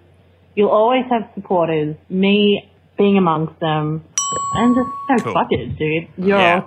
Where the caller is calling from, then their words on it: Australia; I'm calling from Australia.